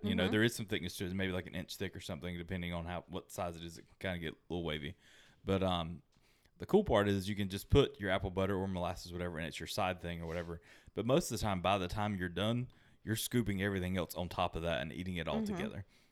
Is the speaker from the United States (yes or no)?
yes; United States; growing up in America